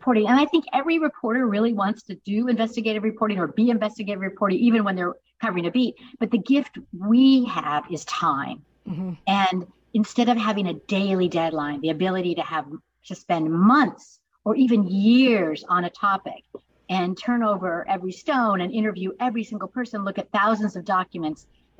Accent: Tucson, Arizona, United States; moved away; So I'm from Tucson, Arizona

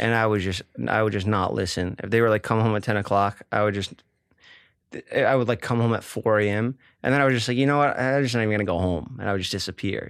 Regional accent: New York City, New York, United States; growing up in Staten Island

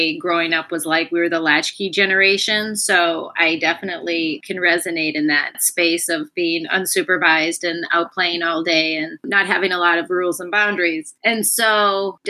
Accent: Minnesota, United States; I grew up in Minnesota

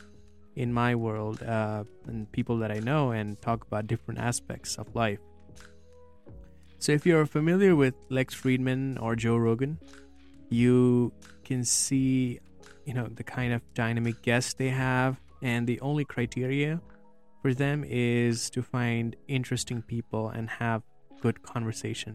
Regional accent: Nepal; I'm from Nepal

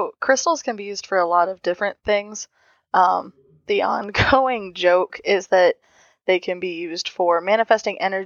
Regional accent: Ohio, United States; I'm from Ohio

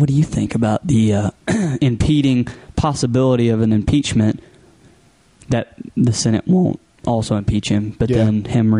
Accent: Texas, United States; I'm from Texas, lived here my whole life

